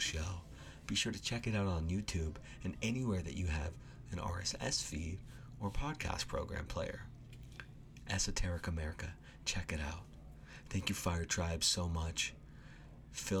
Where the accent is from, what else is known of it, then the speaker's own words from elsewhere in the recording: Washington, United States; I'm a Washingtonian, actually. I was born and raised in Washington State